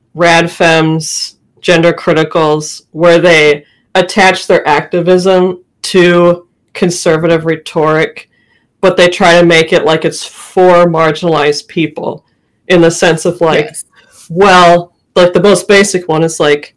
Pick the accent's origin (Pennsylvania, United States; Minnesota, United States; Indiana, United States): Minnesota, United States; I grew up in Minnesota, far north.